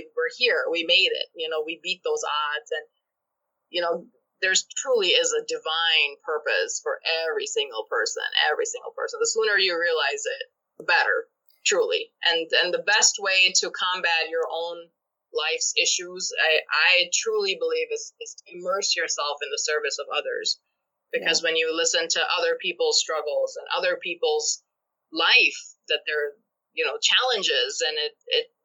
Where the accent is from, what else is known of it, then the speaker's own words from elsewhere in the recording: Pakistan; moved away as an adult; now in United States; I am an immigrant, and I was not born in this country. I was born back home in Pakistan.